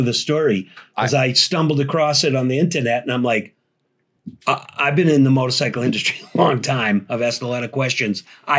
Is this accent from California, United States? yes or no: no; Boston, Massachusetts, United States; I was born in Boston.